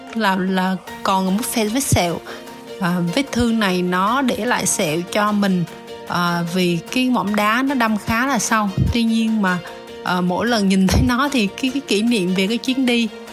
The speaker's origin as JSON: {"language": "Vietnamese", "country": "Vietnam", "said": "chỉ có hai chị em mình là người Việt thôi"}